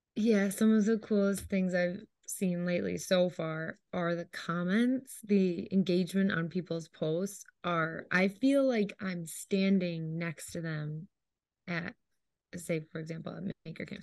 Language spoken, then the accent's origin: English; Syracuse, New York, United States; we are from Syracuse, it's where I studied